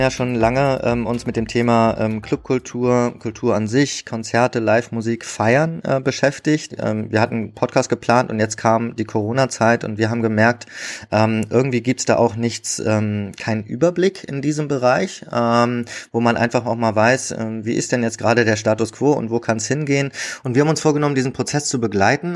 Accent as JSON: {"language": "German", "region": "Berlin", "country": "Germany", "said": "als Berliner"}